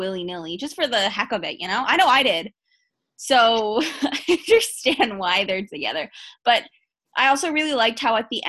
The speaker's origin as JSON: {"language": "English", "country": "Canada", "said": "I'm from Canada"}